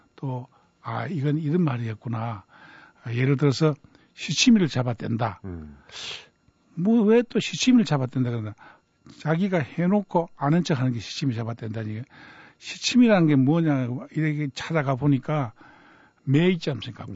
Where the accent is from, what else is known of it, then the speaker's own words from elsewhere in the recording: Cheongsong, North Gyeongsang, South Korea; 제가 좀 시골에서 자랐기 때문에 청송이라는 곳이 고향인데 청송에서 자랐기 때문에